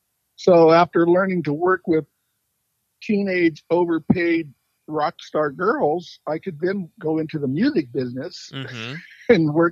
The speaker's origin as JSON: {"language": "English", "town": "Phoenix", "region": "Arizona", "country": "United States", "tie": "born or raised there", "also_born_or_lived": "Los Angeles / New York / Paris", "moved": "as an adult", "said": "I grew up in Phoenix."}